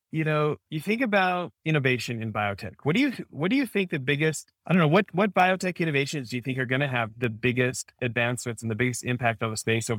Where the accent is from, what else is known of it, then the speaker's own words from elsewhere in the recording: Canada; now in United States; So I grew up in Canada. I'm an American born abroad because my dad's American, and then I got Canadian citizenship for being born there, right?